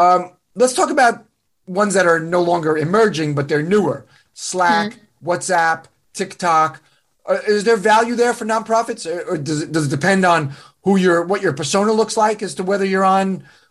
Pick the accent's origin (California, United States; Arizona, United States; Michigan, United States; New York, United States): New York, United States; I'm from New York.